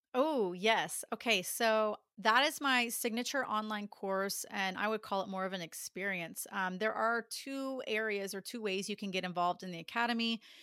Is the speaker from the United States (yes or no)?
yes; Dallas, Texas, United States; born and raised in Dallas